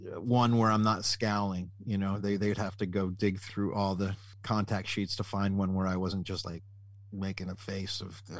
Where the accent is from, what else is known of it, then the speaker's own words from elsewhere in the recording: New Jersey, United States; Where I grew up in New Jersey